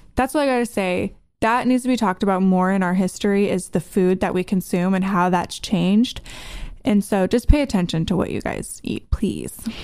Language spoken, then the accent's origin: English; United States; I'm American